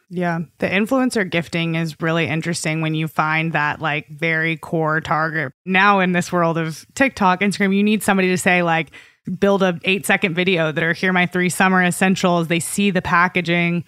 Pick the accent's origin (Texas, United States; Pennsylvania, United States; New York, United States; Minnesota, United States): Texas, United States; Austin; I'm from Austin, and we have a ton of mosquitoes, too